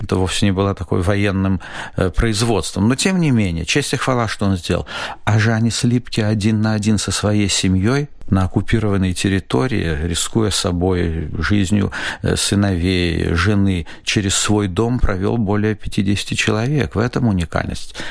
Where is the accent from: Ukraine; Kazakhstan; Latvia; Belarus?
Latvia; moved away as an adult; now in Israel; я вот из Латвии